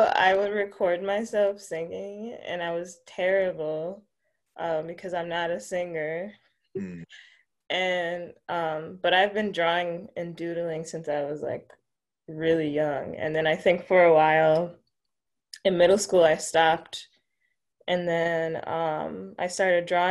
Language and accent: English; Milwaukee, Wisconsin, United States; I grew up here on the north side of Milwaukee. I've been here all my life